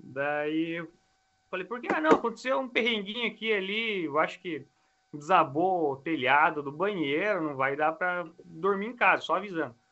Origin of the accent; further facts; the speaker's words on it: Brazil; eu vivi aqui, né, cresci aqui, mas eu sou do Brasil.